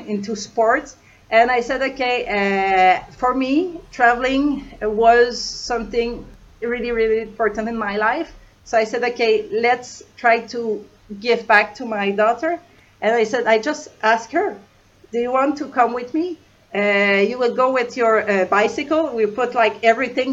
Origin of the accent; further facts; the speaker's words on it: Canada; moved away; I'm from Canada